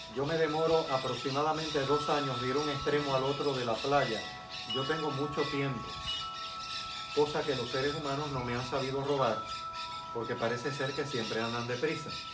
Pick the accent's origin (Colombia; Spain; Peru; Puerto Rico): Puerto Rico; also born or lived in Cuba; estuve hasta los 10 años de edad en Cuba. Eh, tengo 58 años, ya soy más de Puerto Rico que de Cuba, literalmente, existencialmente y esencialmente